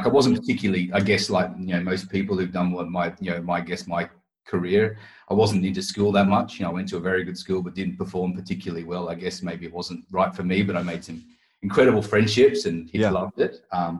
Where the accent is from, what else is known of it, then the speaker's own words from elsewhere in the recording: Queensland, Australia; moved away as an adult; now in England, United Kingdom; I obviously grew up on 4X because I'm from Queensland.